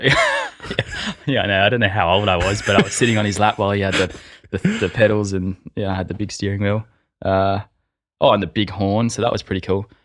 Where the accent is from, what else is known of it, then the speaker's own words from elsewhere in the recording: Sydney, New South Wales, Australia; I grew up in a family of four, majori-, majority of my time in the Sutherland Shire, um, from the age of, I don't know, say five